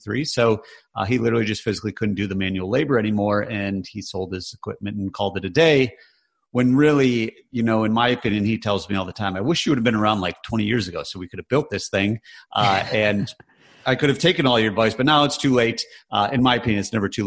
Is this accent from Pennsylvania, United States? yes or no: no; Michigan, United States; we grew up in Michigan, which was very blue collar